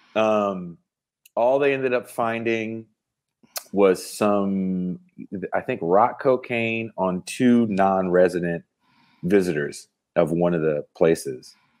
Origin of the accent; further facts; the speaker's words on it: the Bay Area, California, United States; also born or lived in Oakland; I'm from the Bay.